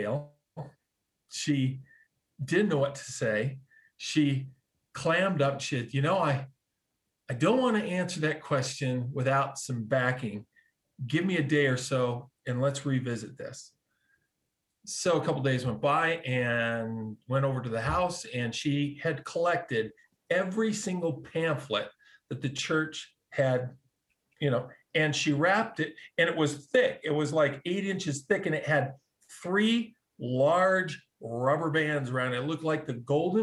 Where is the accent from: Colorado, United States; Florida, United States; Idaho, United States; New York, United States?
Colorado, United States; I grew up in Colorado.